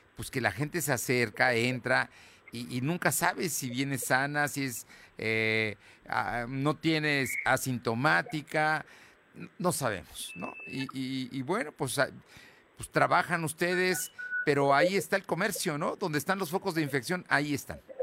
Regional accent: Puebla, Mexico; como muchos poblanos

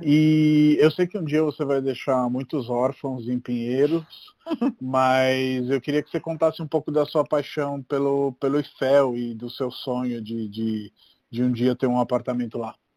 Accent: Rome, Lazio, Italy; now in São Paulo, Brazil; eu sou de Roma

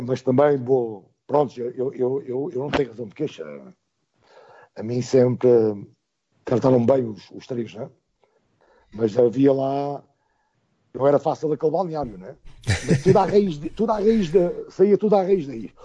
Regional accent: Portugal; eu sou português

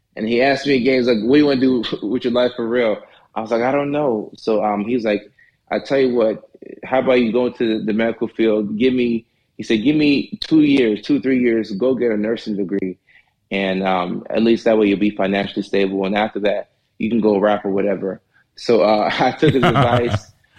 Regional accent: Nashville, Tennessee, United States; also born or lived in Ghana / Norway / Atlanta; So I was born in Ghana and then left when I was one. You know, we moved to Norway, you know, which is another small country in Europe. So we're there for about 5-6 years. And after that, we moved to Nashville, Tennessee.

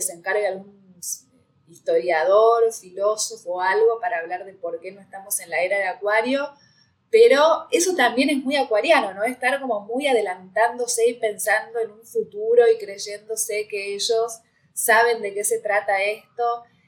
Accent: Argentina; Acá ñoquis se le dice a los que viven del Estado

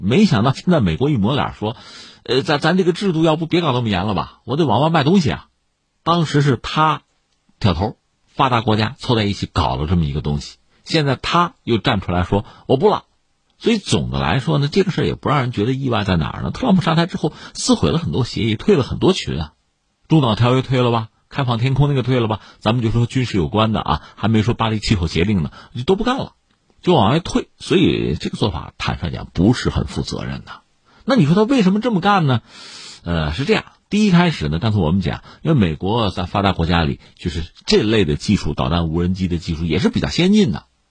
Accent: China; 我们中国人

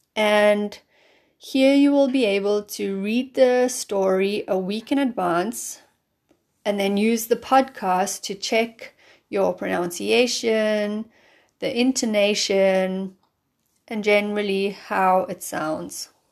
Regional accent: South Africa; moved away as an adult; also born or lived in London; now in Germany; I'm from South Africa

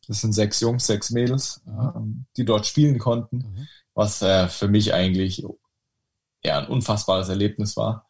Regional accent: Sandhausen, Baden-Württemberg, Germany; ich ähm, in Sandhausen aufgewachsen bin

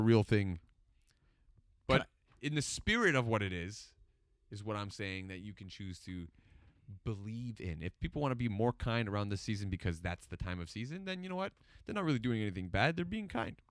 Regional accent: Toronto, Ontario, Canada; moved away as an adult; now in Newmarket, Canada; I grew up in Scarborough

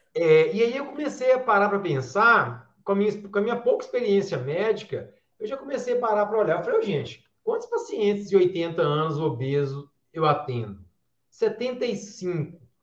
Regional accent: João Monlevade, Minas Gerais, Brazil; also born or lived in Juiz de Fora; Eu sou aqui de, de João Monlevade, uma cidade aqui a mais ou menos 100 quilômetros de Belo Horizonte, interior de Minas Gerais, terra do pão de queijo, terra do uai.

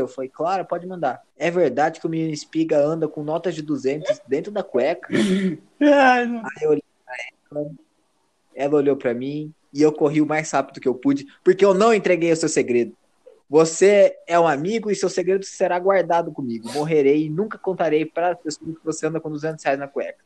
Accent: Brazil; Eu, como um bom brasileiro

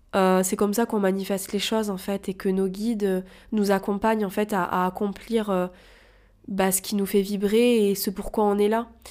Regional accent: Toulouse, Occitania, France; now in Paris, France; je suis originaire de Toulouse

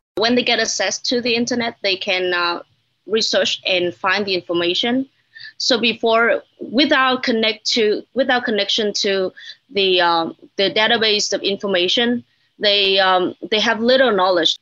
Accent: Hanoi, Vietnam; also born or lived in United States; I'm from Hanoi, the capital city of, uh, Vietnam

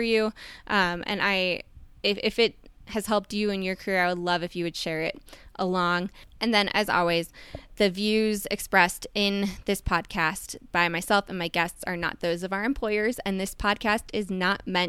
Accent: Minnesota, United States; now in Denver, United States; I'm a Minnesotan

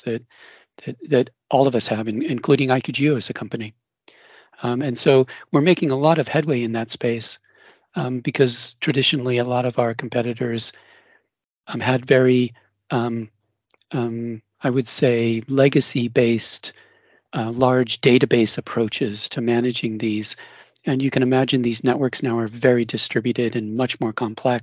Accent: Denver, Colorado, United States; now in Cambridge, United Kingdom; I'm originally from Denver

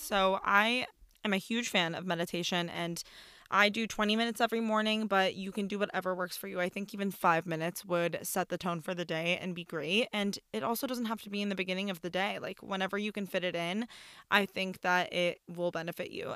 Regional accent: Iran; now in United States; I'm from Iran. I'm Persian.

